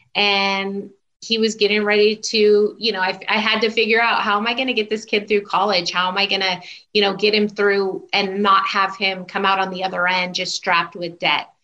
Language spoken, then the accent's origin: English; Southern California, United States; also born or lived in Houston, Texas; I still consider myself SoCal because we moved back out here when I was still really young, before I even started kindergarten.